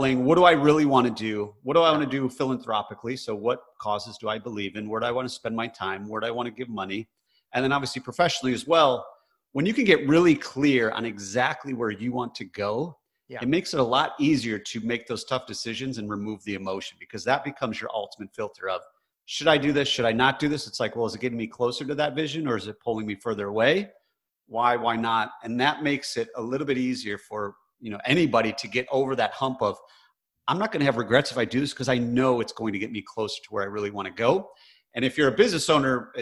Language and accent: English; Michigan, United States; I grew up in Michigan, which is very blue collar